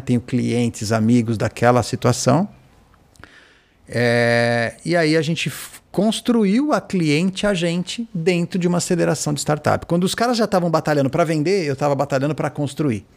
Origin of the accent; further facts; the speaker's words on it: Brazil; Eu sou brasileiro